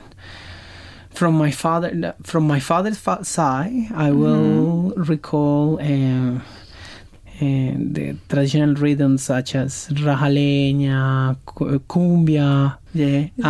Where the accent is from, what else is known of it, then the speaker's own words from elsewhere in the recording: Colombia; now in Brisbane, Australia; I am from Latin America. I'm from Colombia